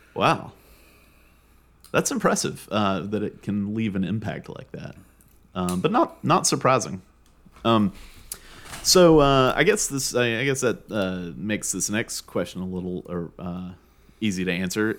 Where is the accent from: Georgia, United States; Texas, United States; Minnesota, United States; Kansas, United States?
Georgia, United States; two guys growing up in Georgia